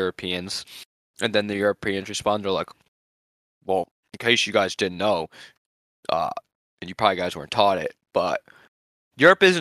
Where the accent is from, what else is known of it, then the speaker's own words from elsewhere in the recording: New England, United States; we're from New England